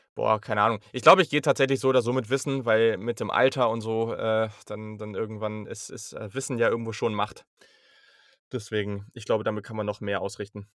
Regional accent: Hanover, Lower Saxony, Germany; ich komme aus Hannover.

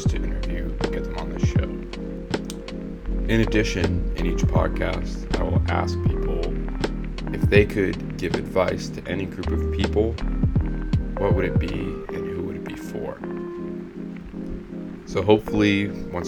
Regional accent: Reading, Massachusetts, United States; moved away as an adult; also born or lived in Washington, D.C. / Northern Virginia / Huntsville, Alabama; now in Austin, United States; I was born in the Washington, D.C., Northern Virginia area. I lived there for 6 years, moved to Huntsville, Alabama for 3 years, then grew up for the rest in Reading, Massachusetts, a suburb outside of Boston

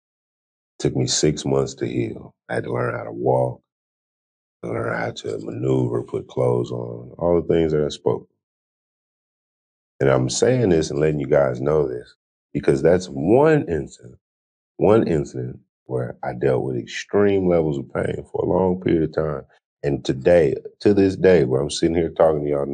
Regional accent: California, United States; I'm born and raised in California

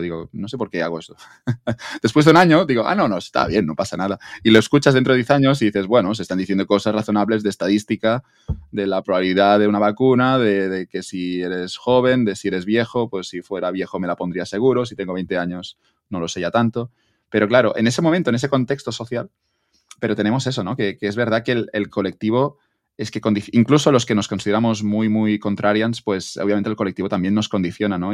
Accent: Spain

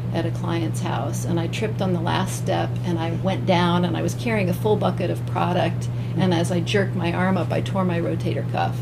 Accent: Zanesville, Ohio, United States; also born or lived in Southern California; now in Northeast Ohio, United States; I grew up in Zanesville, Ohio, which okay. is the home of the Y Bridge

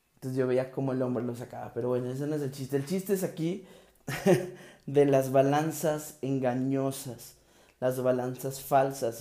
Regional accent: Mexico; México y todo lo que está sucediendo en mi país

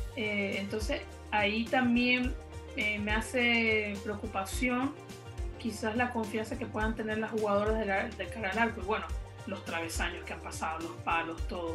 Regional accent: Venezuela; ambas somos de Venezuela

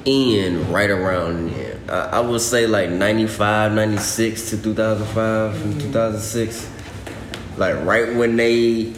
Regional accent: Texas, United States; I was born in A-Leaf, Texas.

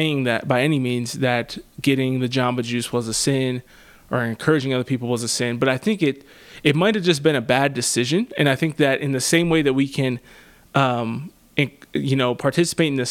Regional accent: Pennsylvania, United States; my home state of PA

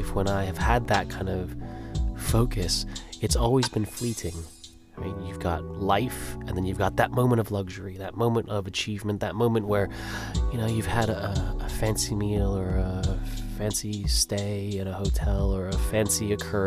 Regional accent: Los Angeles, California, United States; I grew up in Los Angeles

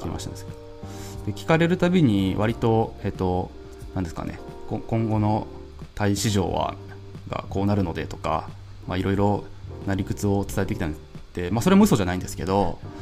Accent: Japan; first language Japanese; 僕らなんて日本語しか日本語しか使えないっていうか英語とか他の言語って母国語じゃない

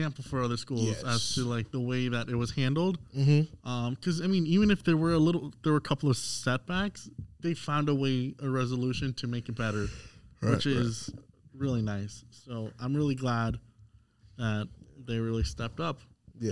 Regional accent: Florida, United States; I'm from Florida

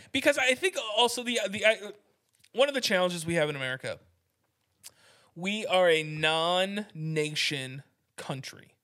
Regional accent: United States; I'm an American.

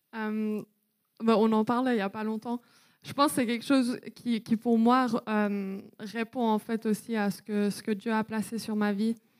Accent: Wales, United Kingdom; moved away; j'ai grandi au Pays de Galles. Donc euh, voilà, pendant sept ans

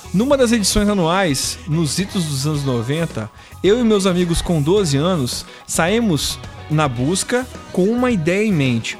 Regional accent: Piúma, Espírito Santo, Brazil; quando eu era criança aqui em Piuma

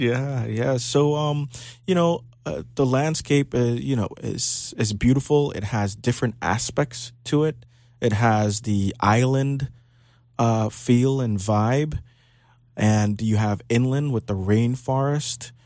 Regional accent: Belize; now in Florida, United States; I was born in Belize and tempered in Florida. So I spent half my life in Belize

